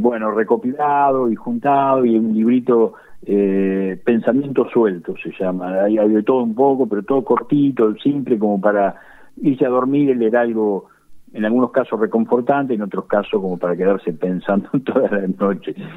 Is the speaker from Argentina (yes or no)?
yes; Chacabuco, Buenos Aires Province, Argentina; now in Luján, Argentina; el estar en Luján no impide que, yo ame profundamente mi tierra y sea mi tierra. Chacabuco es mi tierra